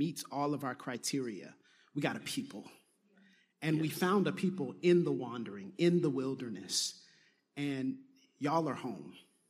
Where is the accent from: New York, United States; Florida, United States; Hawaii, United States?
Florida, United States; Pensacola; I'm from Pensacola and that's home.